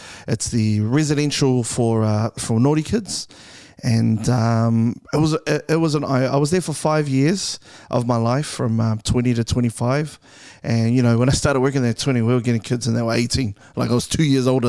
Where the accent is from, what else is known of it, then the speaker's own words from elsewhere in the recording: Auckland, New Zealand; I'm from Clinton.